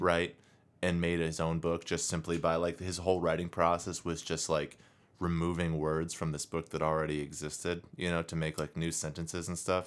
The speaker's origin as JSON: {"language": "English", "country": "United States", "said": "I, as an American"}